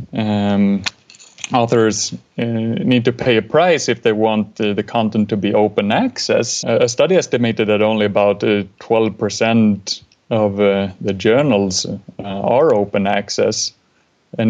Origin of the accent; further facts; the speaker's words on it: Sweden; I'm from Sweden